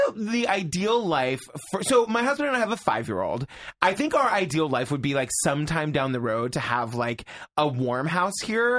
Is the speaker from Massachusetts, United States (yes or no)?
yes; South Yarmouth, Massachusetts, United States; moved away as an adult; now in New York City, United States; So I grew up on Cape Cod, Massachusetts. A little town called South Yarmouth.